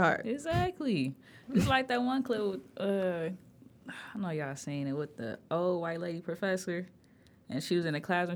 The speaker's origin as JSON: {"language": "English", "town": "Detroit", "region": "Michigan", "country": "United States", "tie": "born or raised there", "said": "we grew up in Detroit"}